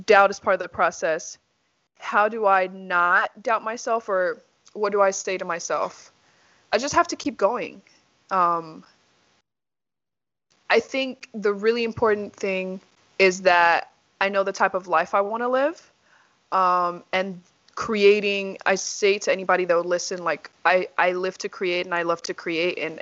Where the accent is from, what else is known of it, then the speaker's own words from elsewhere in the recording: Nashville, Tennessee, United States; also born or lived in Nigeria; now in Texas, United States; So I came here when I was 8 years old. My parents and I lived in Nashville, Tennessee. Went there for middle school, elementary school, and high school, and college